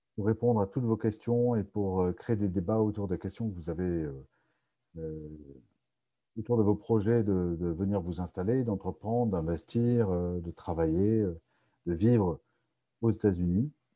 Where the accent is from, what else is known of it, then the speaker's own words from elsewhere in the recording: France; now in United States; on est français